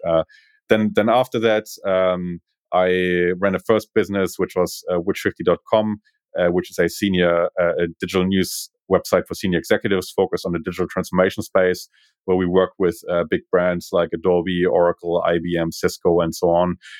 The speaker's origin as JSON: {"language": "English", "region": "Berlin", "country": "Germany", "second_language": "English", "moved": "as an adult", "lives_now": "Australia", "said": "I'm originally from Berlin"}